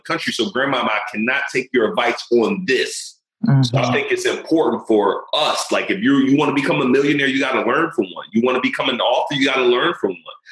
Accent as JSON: {"language": "English", "town": "Philadelphia", "region": "Pennsylvania", "country": "United States", "tie": "born or raised there", "said": "I'm coming from West Philly in the hood"}